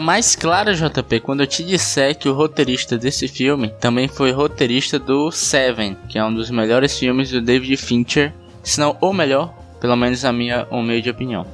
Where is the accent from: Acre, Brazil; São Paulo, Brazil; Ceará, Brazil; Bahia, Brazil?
Ceará, Brazil; Pacatuba; Nascido e criado na Pacatuba.